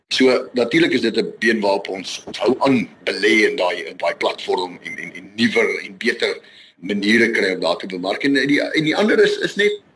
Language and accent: Afrikaans; Vereeniging, Gauteng, South Africa; moved away as an adult; now in Rustenburg, South Africa; gebore en getoe gewees in Vereniging